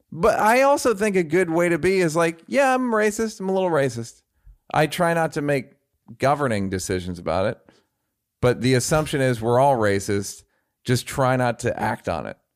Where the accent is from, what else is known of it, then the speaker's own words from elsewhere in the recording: California, United States; guys, I grew up in the Bay Area.